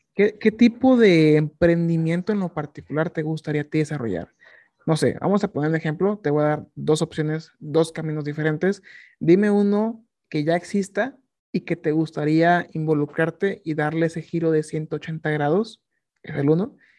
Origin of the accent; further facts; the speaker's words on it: Mexico; nosotros como mexicanos